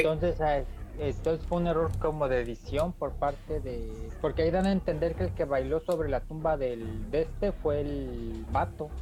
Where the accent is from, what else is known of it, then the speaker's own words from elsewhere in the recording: Mexico; somos mexicanos